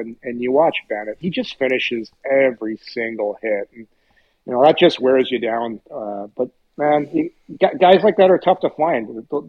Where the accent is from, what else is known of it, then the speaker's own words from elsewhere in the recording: Ottawa, Ontario, Canada; growing up in Ottawa, a lot of Montreal Canadian fans here back then.